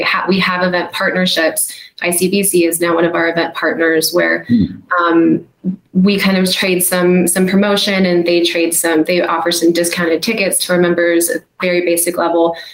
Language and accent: English; United States; as an American